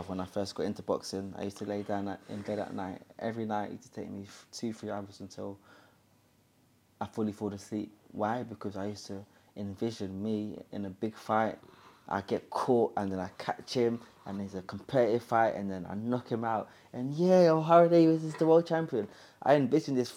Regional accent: London, United Kingdom; I'm from Hackney, that grew up doing drugs and getting in gang violence

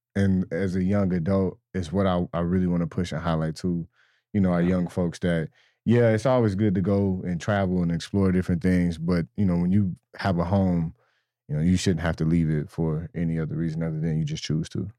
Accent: Tulsa, Oklahoma, United States; I'm from North Tulsa uh, born and raised here.

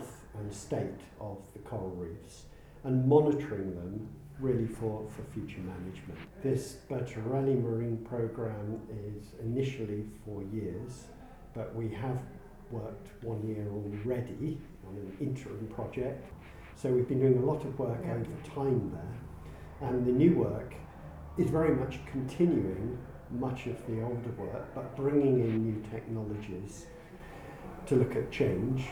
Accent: Wales, United Kingdom; I come from Wales

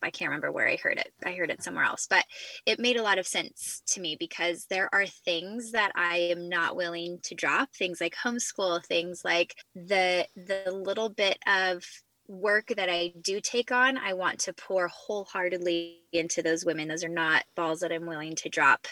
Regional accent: Central California, United States; moved away as an adult; now in South Carolina, United States; born and raised in Central California

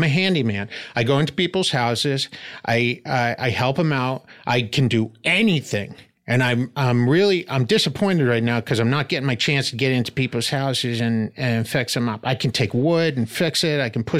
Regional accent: Medford, Massachusetts, United States; I saw Cheers. Yeah, I'm from Medford, Massachusetts.

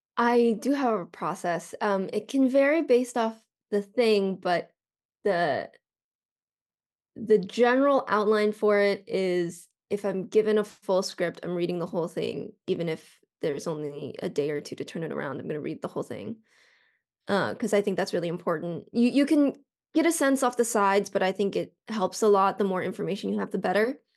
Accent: Colorado, United States; now in Los Angeles, United States; I'm from Colorado

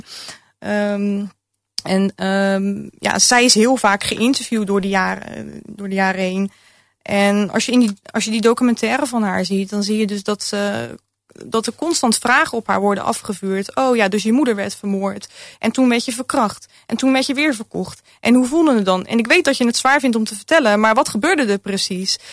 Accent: Rotterdam, South Holland, Netherlands; mijn jeugd in Rotterdam-Zuid. Ik ben opgegroeid in een hele multiculturele arbeiderswijk.

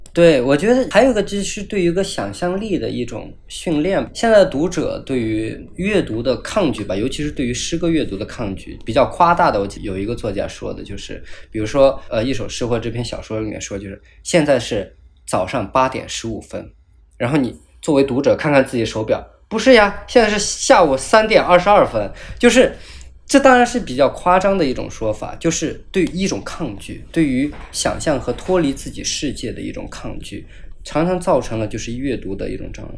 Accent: Sichuan, China; moved away as an adult; also born or lived in Illinois, United States; 我作为一个四川人从来没有看到那，那么大的雪

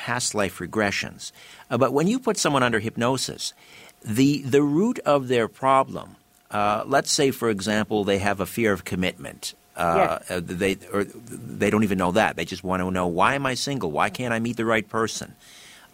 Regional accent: United Kingdom; I'm British, and that's my background

